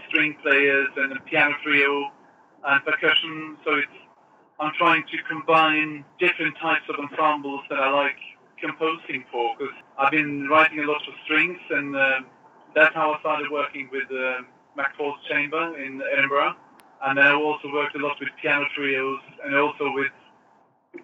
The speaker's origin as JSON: {"language": "English", "town": "Åsgårdstrand", "region": "Vestfold", "country": "Norway", "said": "It's a small place called Åsgårdstrand. That's where I'm from."}